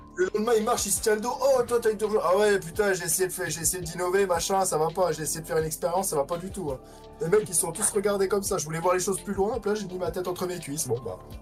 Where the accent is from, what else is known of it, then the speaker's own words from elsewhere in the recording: Bar-le-Duc, Grand Est, France; je suis de Bar-le-Duc, je suis originaire de Bar-le-Duc